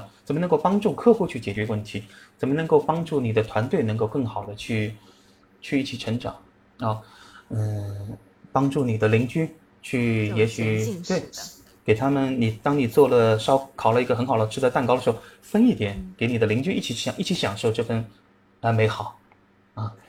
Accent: Shanghai, China; moved away; 因为我上海人嘛，喜欢吃馄饨嘛

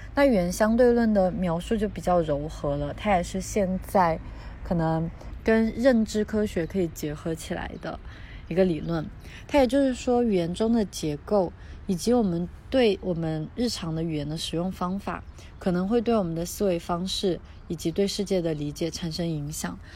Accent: Southwest China, China; moved away; 我是来自于西南地区的，我们家乡话

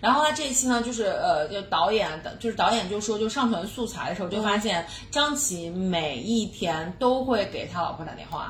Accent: Xi'an, Shaanxi, China; 哦天哪，我们西安人真太好了。

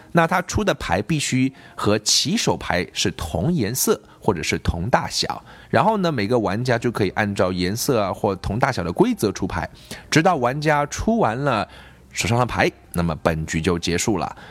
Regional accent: China; 我们中国人学的是另外一套体系，是用音标

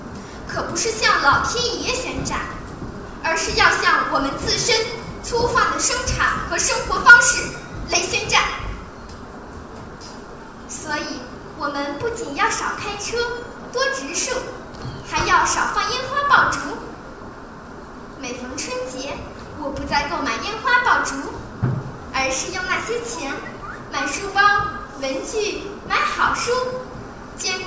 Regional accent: Beijing, China; 一到冬天，咱们北京和周边地区就会发生严重的雾霾

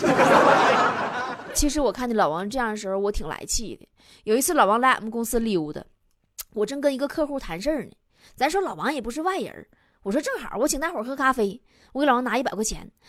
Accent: China; 我们中国人明明是最爱钱的民族， 却羞耻于谈钱

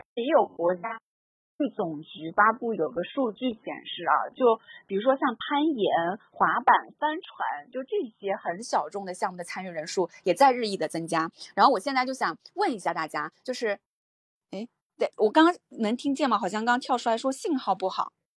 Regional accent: Jiangsu-Zhejiang, China; moved away; 我们江浙这个山也很多嘛

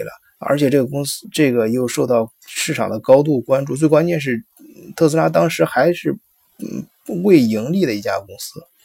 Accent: China; 我们中国人

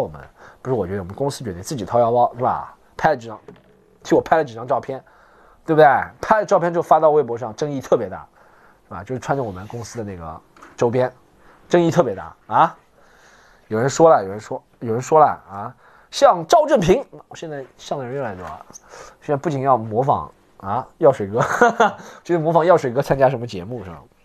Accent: China; 我们 中国人

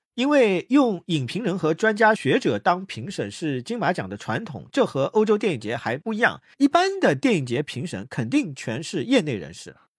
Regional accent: China; 我们大陆这边

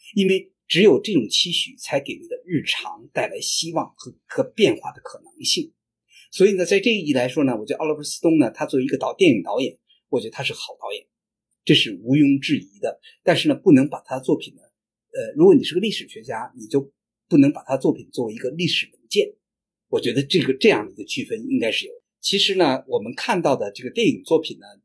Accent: China; 这个著名的我们中国人熟知的陈纳德的呃夫人那个陈香梅

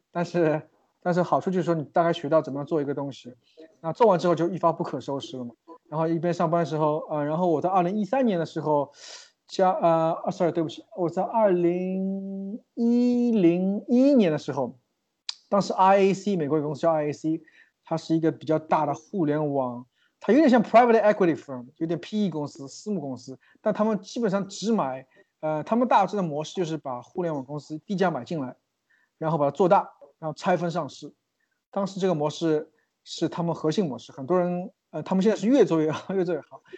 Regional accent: China; now in New York, United States; 我们中国人在，在美国的话，也有比较多的限制，签证是第一大问题

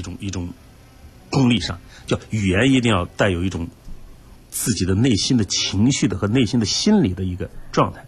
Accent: China; 我们中国人

